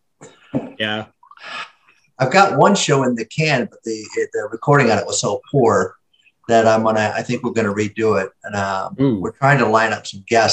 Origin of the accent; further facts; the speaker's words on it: Michigan, United States; I've heard the term moose milk growing up near the Canadian border in Michigan